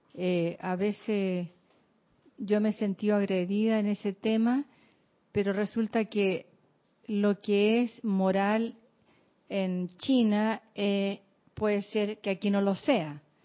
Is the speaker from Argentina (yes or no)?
no; Chile; moved away